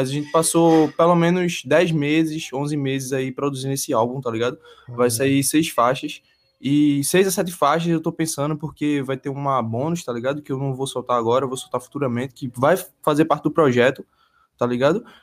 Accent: Goiana, Pernambuco, Brazil; Eu tenho 19 anos, sou natural de Goiânia, Pernambuco

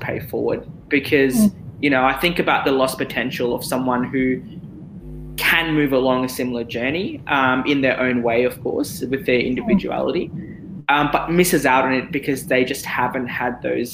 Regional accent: Australia; also born or lived in Abu Dhabi, United Arab Emirates; when I moved to Australia. So I was 9 years old, I was in grade four, and I actually struggled in school.

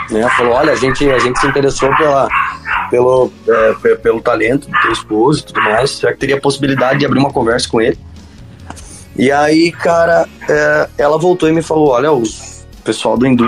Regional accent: Santa Cecília, Santa Catarina, Brazil; Ah eu ia voltar para Santa Cecília, minha cidade natal, e ia ficar lá, ia estudar.

